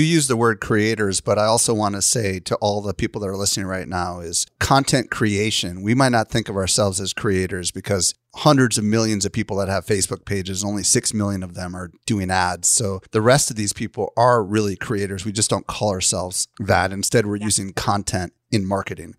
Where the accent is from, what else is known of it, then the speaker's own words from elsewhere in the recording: Midwest, United States; I grew up in the Midwest